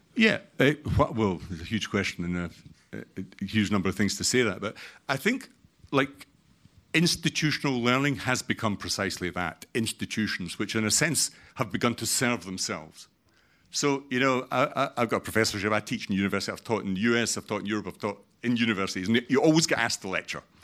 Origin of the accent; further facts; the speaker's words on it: Scotland, United Kingdom; I'm Scottish